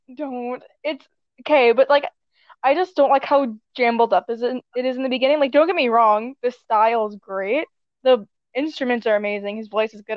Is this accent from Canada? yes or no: yes; Canada; we're both Canadian, but I'm much more Canadian.